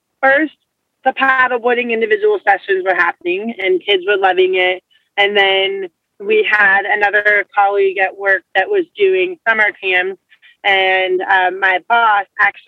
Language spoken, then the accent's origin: English; Atlanta, Georgia, United States; I was born and raised in Atlanta, Georgia